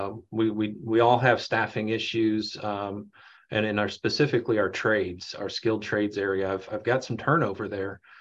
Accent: Leavenworth, Kansas, United States; I'm a born and raised in Leavenworth, went to school in the district that I work

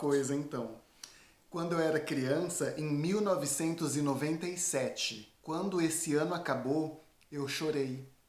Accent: Tupã, São Paulo, Brazil; moved away as an adult; now in France; eu sou do interior de São Paulo

